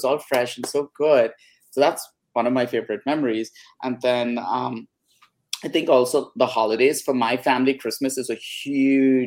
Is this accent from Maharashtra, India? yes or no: yes; Mumbai, Maharashtra, India; now in California, United States; I grew up in Bombay, which is called Mumbai now.